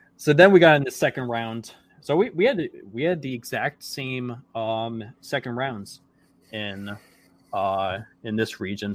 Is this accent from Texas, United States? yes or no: no; New York, United States; I was born in New York